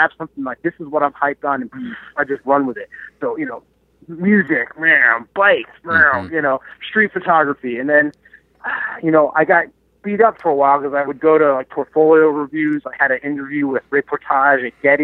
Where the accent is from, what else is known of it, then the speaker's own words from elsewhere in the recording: New Jersey, United States; moved away as an adult; now in Rochester, United States; I grew up in New Jersey